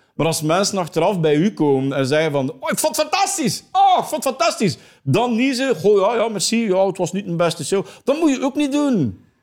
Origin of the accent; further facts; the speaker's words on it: East Flanders, Belgium; accent: East Flemish; ik ben een Oost-Vlaming, dus West-Vlaanderen en Oost-Vlaanderen is eigenlijk mijn grootste speelvijver